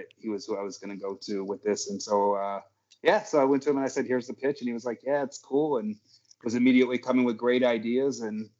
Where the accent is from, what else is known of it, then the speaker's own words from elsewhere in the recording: Dearborn, Michigan, United States; also born or lived in New York; now in Michigan, United States; I'm in the burbs now. I don't talk about where because there's crazy people out there. But Dearborn raised, man. Fortson High School alumni, 1993.